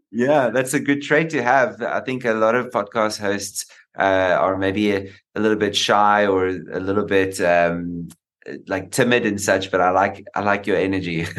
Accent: South Africa; being a South African

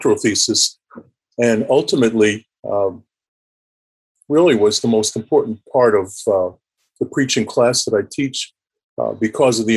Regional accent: New York City, New York, United States; now in South Florida, United States; I'm a New Yorker. I was born and raised in Brooklyn, New York.

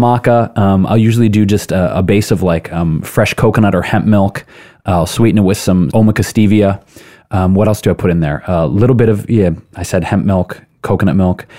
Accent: Detroit, Michigan, United States; moved away; also born or lived in Chicago / New York; I grew up in Detroit, lived in Chicago, New York

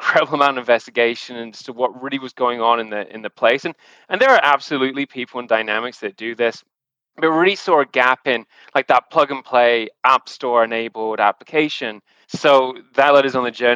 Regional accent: the Northwest, North West England, United Kingdom; moved away as an adult; also born or lived in London / Zurich, Switzerland; now in Canada; originally from the UK. I moved to Canada about 10 years ago at this point in time, and my actual background was born and raised around in the Northwest

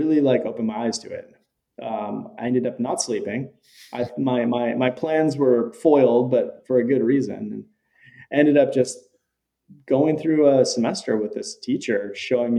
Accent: California, United States; I was a public school kid growing up in California

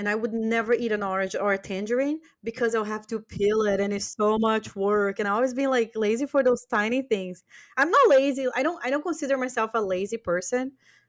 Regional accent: Brazil; English is a second language; I can't eat Brazilian nuts. And it's funny because I'm from Brazil.

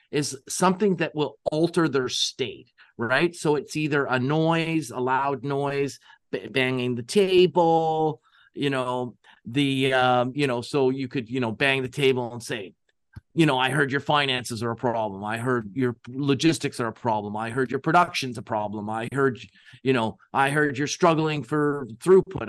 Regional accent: Canada; we're Canadian

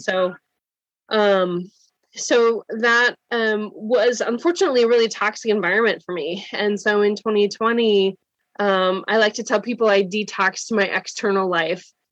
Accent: Wisconsin, United States; now in Cincinnati, United States; I live in Cincinnati. I'm from Wisconsin though

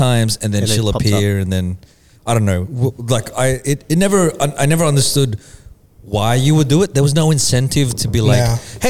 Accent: Australia; growing up, cause we grew up here in Australia.

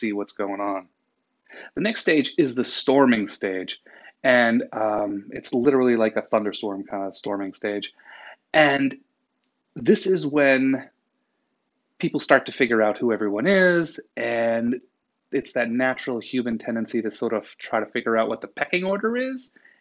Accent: New England, United States; I'm from New England

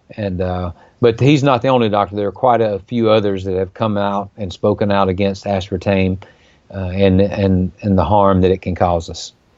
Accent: Mississippi, United States; from my home state of Mississippi

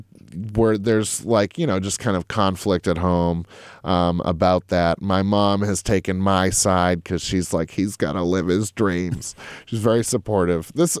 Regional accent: Lexington, Massachusetts, United States; I grew up in Lexington, Mass. My parents worked for the post office.

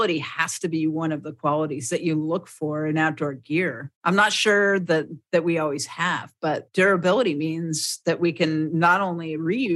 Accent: Frederick, United States; I have this idea for a shop in my hometown

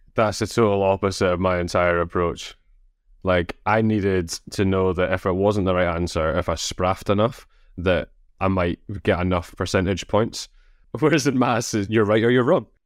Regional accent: Scotland, United Kingdom; accent: Scottish

